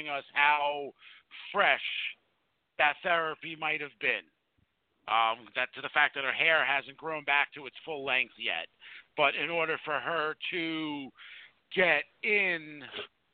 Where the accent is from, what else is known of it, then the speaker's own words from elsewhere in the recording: New Jersey, United States; we're from New Jersey